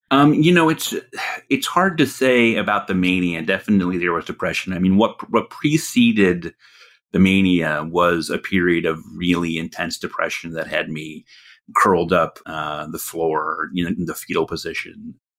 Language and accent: English; Connecticut, United States; I was living alone in this tiny apartment in my hometown in Connecticut